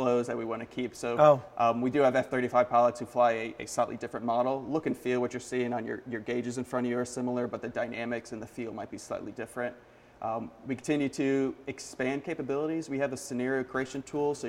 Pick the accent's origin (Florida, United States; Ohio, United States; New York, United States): Florida, United States; Central; I grew up in Central Florida